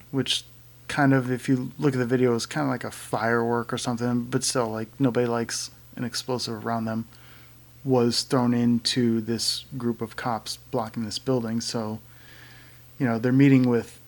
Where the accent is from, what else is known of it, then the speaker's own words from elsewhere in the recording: Connecticut, United States; moved away; my hometown in Connecticut, yes, I'm from Connecticut